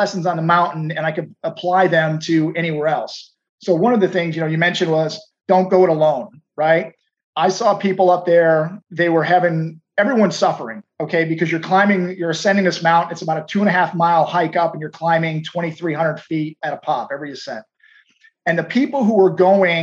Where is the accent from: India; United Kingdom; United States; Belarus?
United States; Houston, Texas; I'm from Houston. It is dead flat here